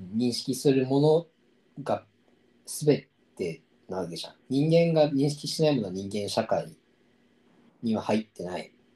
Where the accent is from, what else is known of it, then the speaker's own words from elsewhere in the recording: Tokyo, Japan; 俺の地元の千歳烏山の公民館でオードリーがライブをやったことがあったんだよ